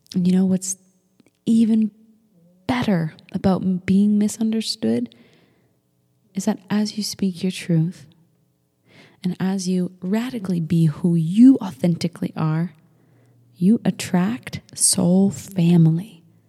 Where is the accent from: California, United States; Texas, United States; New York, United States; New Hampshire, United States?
New Hampshire, United States; Manchester; we grew up in Manchester, New Hampshire